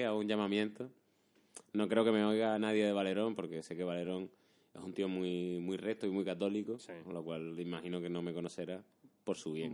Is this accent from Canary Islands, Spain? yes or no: yes; Canary Islands, Spain; accent: Canarian; en Canarias se sabe que somos más rápidos.